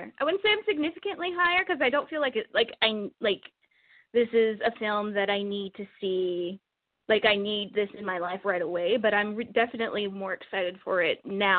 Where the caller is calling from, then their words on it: Edmonton, Alberta, Canada; I'm calling from Edmonton, Canada.